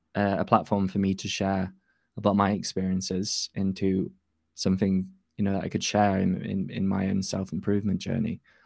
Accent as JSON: {"language": "English", "region": "Yorkshire and the Humber", "country": "United Kingdom", "said": "I'm from North Yorkshire in the U K."}